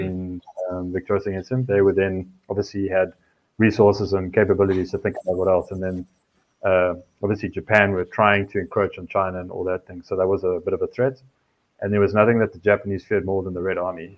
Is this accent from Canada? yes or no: no; South Africa; now in United States; as a South African in the States